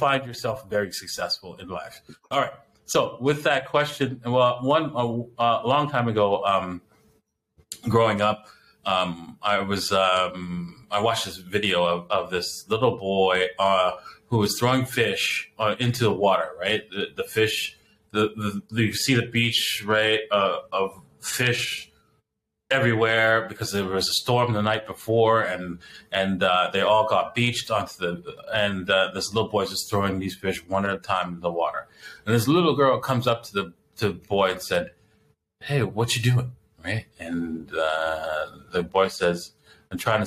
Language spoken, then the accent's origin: English; Canada; I was born in Canada